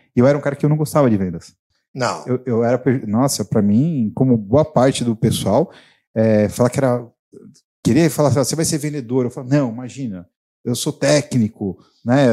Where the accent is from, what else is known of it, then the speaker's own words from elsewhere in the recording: São Paulo, Brazil; Eu sou da região aqui também, eu vivi a minha vida inteira no Carrão.